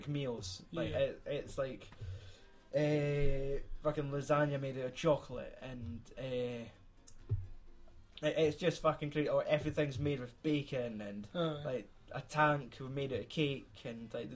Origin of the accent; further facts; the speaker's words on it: Scotland, United Kingdom; we're Scottish